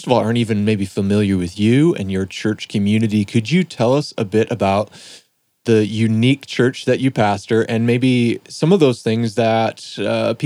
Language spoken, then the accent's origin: English; Detroit, Michigan, United States; now in Minneapolis, United States; I grew up in Detroit, and just on the other side of the river there was Ontario